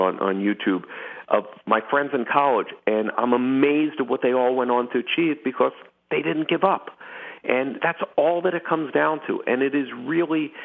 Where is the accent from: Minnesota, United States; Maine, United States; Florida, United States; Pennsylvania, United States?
Pennsylvania, United States; Philadelphia; I grew up in Philadelphia